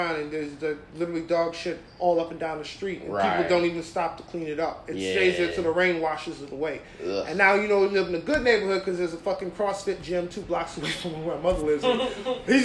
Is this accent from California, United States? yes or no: no; New York City, New York, United States; I grew up in Park Slope, Brooklyn.